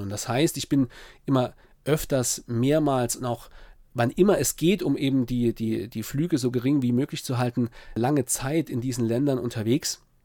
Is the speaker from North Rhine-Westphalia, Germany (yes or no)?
no; Saarpfalz-Kreis, Saarland, Germany; Heimat ist natürlich dort, wo ich geboren bin, im Saarland, ja, im Saarpfalzkreis, wo ich aufgewachsen bin